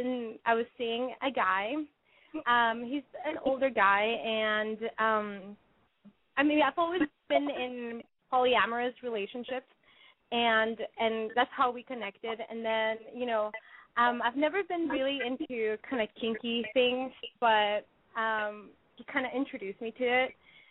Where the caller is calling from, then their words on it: San Francisco, California, United States; I am 20 years old, and I'm calling from San Francisco.